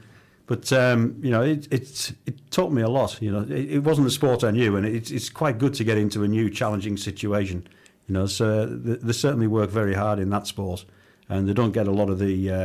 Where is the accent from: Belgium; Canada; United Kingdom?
United Kingdom; Whitehaven, North West England; Yeah, I mean, cricket and rugby was all I was about as a kid. You know, not a great deal more to do in Whitehaven, but we had a good cricket club